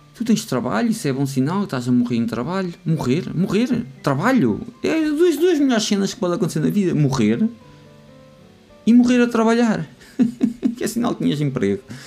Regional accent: Lousã, Centro, Portugal; eu sou da Lausanne

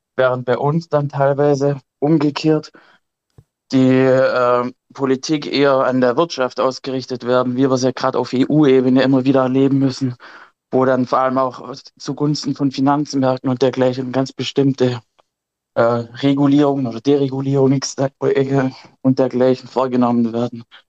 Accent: Germany; bei uns in Deutschland

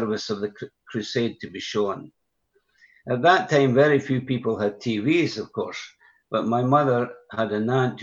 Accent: Broxburn, Scotland, United Kingdom; I was raised in a Christian home, and by that I mean that my parents were believers and they fellowshipped at a small assembly in my hometown called Broxburn, 12 miles west of the city of Edinburgh.

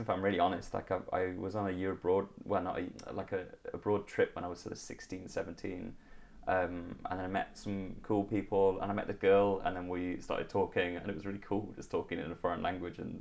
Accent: Liverpool, North West England, United Kingdom; moved away as an adult; also born or lived in Hamburg / Göttingen; now in Germany; So originally I'm from Liverpool.

